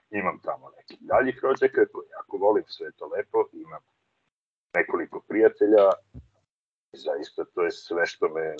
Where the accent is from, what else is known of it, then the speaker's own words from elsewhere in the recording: Serbia; moved away as an adult; also born or lived in Italy / Germany; Meni je majka iz Bosne, otac iz Crne Gore, rođen sam u Srbiji odrastao u Srbiji.